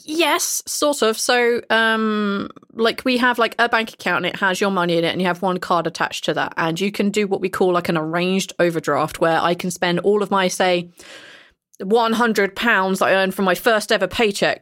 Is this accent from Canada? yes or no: no; England, United Kingdom; now in Iceland; I come from England, and I live in Iceland.